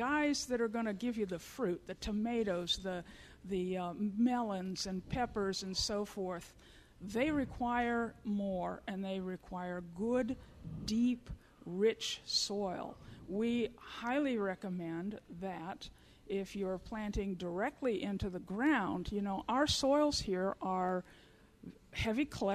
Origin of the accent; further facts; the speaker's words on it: Florida, United States; moved away; also born or lived in Missouri / Iowa; I grew up in Florida in Zone 10.